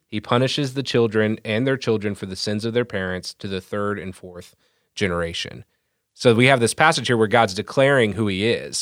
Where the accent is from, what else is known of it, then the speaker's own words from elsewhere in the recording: Franklin Township, Indiana, United States; Hailing from Franklin Township, Indiana